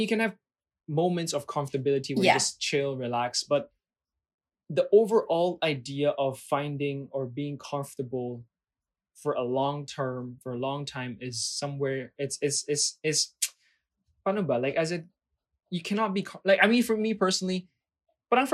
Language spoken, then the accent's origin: English; Philippines; I'm a Filipino passport holder, but I am not Filipino by blood.